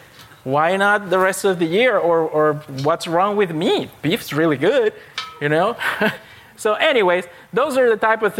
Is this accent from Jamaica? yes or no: no; Panama; moved away; I grew up, my home country is Panama. It's in Central America